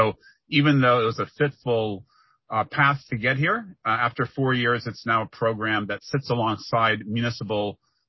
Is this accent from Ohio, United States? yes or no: yes; Ohio, United States; our days growing up in Ohio